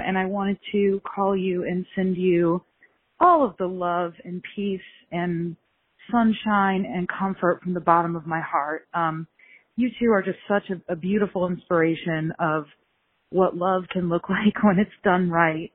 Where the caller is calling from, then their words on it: Columbus, Ohio, United States; I'm calling in from Columbus, Ohio